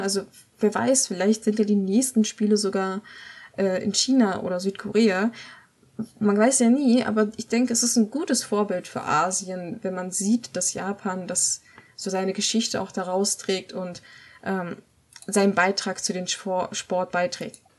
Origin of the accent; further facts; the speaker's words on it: Germany; als Deutscher